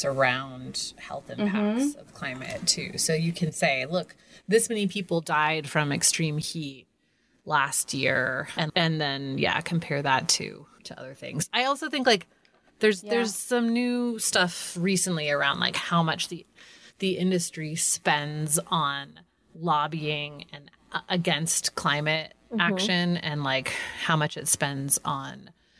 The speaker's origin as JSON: {"language": "English", "region": "California", "country": "United States", "tie": "born or raised there", "said": "when I was growing up in California"}